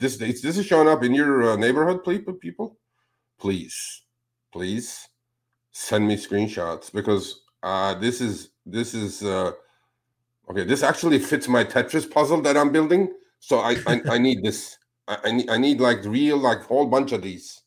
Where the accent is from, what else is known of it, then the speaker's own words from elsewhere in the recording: California, United States; I'm from California